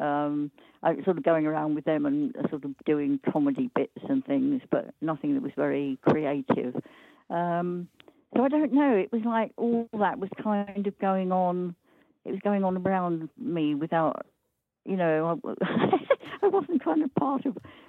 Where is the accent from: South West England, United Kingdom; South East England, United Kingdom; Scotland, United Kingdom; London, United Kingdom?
London, United Kingdom; moved away as an adult; also born or lived in Norwich; North London suburb called Winchmore Hill near Southgate.